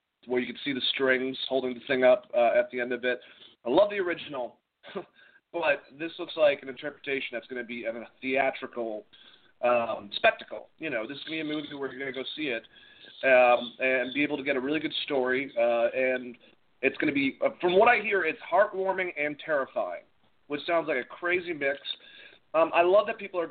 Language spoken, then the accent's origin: English; Boston, Massachusetts, United States; now in Georgia, United States; I'm originally from Boston